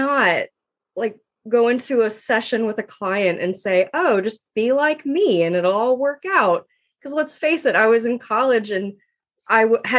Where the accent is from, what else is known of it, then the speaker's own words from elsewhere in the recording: Georgia, United States; I am from Georgia. My parents planted me here at birth, and I call myself an adopted Southerner because I just have always been in Georgia